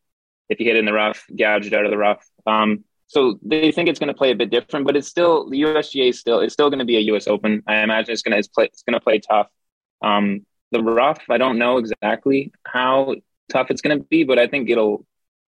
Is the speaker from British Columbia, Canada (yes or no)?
no; Ottawa, Ontario, Canada; now in Toronto, Canada; I grew up in Ottawa